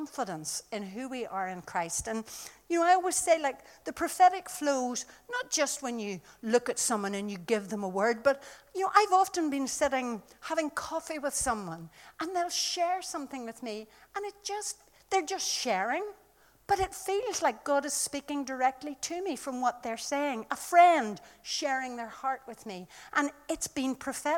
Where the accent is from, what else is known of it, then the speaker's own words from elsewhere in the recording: Ireland; I come from Ireland